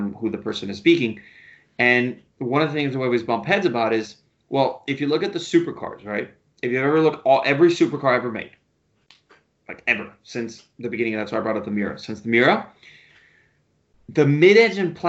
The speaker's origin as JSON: {"language": "English", "country": "United States", "tie": "born or raised there", "said": "I was born here in the States"}